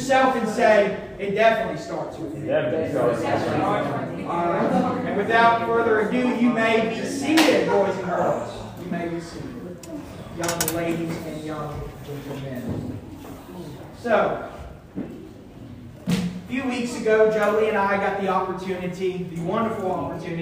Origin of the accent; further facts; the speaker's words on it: small town near Oklahoma City, United States; moved away; before we went to my hometown, we did stay in Oklahoma City, the city, the capital